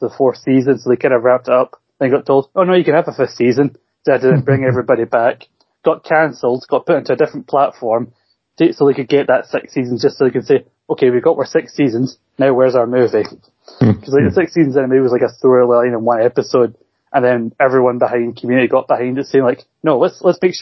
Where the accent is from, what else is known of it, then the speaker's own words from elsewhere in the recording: Scotland, United Kingdom; I'm Scottish